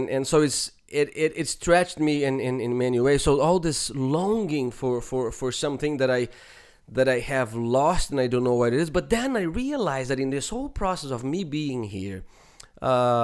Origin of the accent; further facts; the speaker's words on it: Brazil; moved away; growing up in Brazil